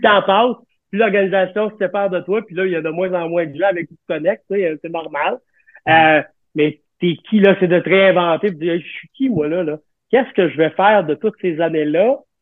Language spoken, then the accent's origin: French; Quebec, Canada; on est des Québécois, Montréalais, Canadiens